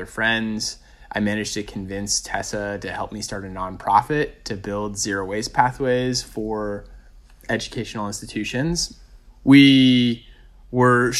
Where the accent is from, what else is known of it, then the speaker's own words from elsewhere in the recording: rural Maine, United States; moved away as an adult; also born or lived in New York City; my hometown